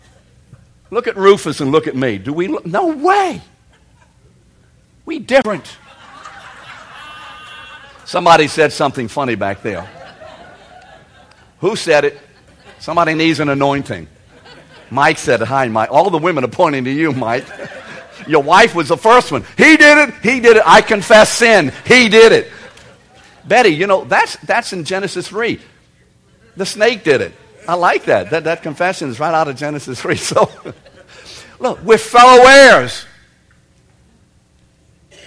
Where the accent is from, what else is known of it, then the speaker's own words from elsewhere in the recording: England, United Kingdom; I'm English. It's pretty obvious I am